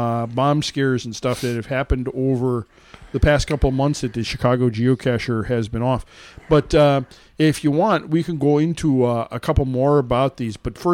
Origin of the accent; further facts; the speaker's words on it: Canada; I'm Canadian. Do you really care? Are you even paying attention, eh?